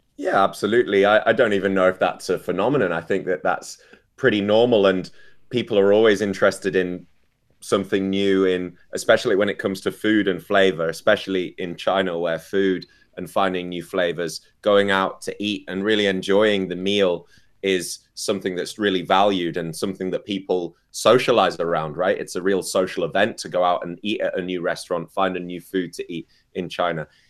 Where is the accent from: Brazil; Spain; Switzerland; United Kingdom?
United Kingdom; I'm British, so we learn how we like our tea